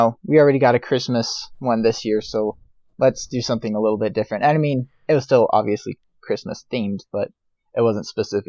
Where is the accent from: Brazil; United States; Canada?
United States; Colorado Springs, Colorado; Oh, Colorado Springs, Colorado. So we've visited the Focus on the Family Visitor Center many times.